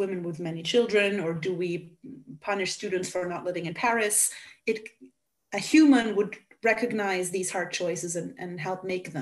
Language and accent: English; Hungary; first language Hungarian; English is a second language; I am a native Hungarian